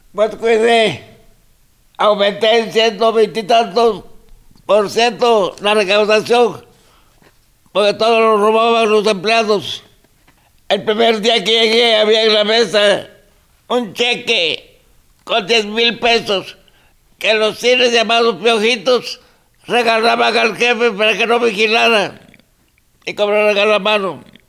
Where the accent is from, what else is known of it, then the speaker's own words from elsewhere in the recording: Mexico; Spanish is a second language; soy mexicano